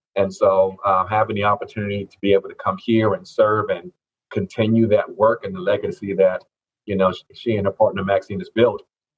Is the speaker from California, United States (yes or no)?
no; Lowcountry, outside Charleston, South Carolina, United States; moved away as an adult; also born or lived in Fayetteville, North Carolina / Elizabeth City, North Carolina; now in North Carolina, United States; Yes, I am originally from the Low Country. Okay. South Carolina, outside of Charleston there. That's my home.